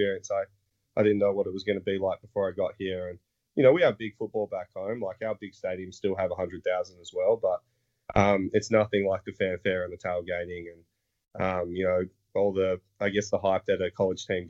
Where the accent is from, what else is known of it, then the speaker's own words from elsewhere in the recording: Australia; moved away as an adult; now in United States; I come from Australia